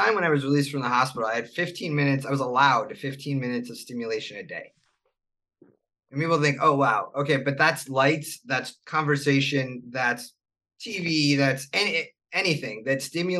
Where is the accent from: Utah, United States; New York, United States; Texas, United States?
New York, United States; Buffalo; moved away; also born or lived in Charlotte; I grew up in Buffalo.